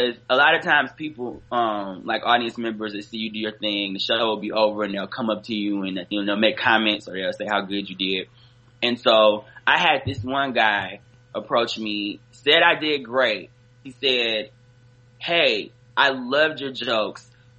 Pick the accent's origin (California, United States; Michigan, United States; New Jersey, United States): Michigan, United States; Detroit; moved away as an adult; now in New York, United States; I'm from Detroit originally.